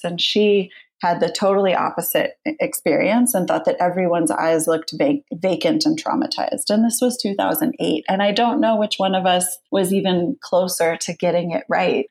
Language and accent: English; United States; moved away; also born or lived in United Kingdom; I was coming from the UK, I'm originally American